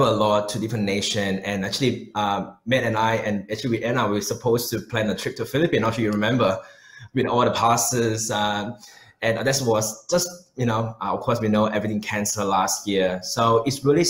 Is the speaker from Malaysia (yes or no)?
yes; Malaysia; moved away as an adult; also born or lived in New Zealand; now in Melbourne, Australia; I was born in Malaysia